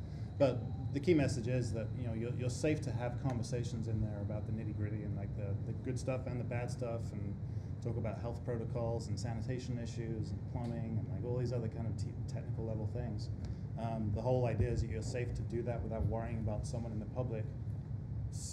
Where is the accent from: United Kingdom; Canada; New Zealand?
United Kingdom; now in United States; I'm reluctant to use the word American because I'm British